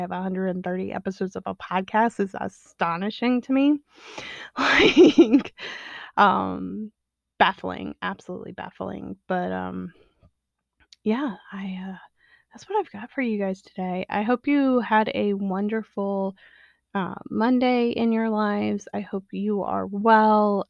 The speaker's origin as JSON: {"language": "English", "region": "Illinois", "country": "United States", "tie": "born or raised there", "also_born_or_lived": "the South", "said": "I grew up in the Illinois area."}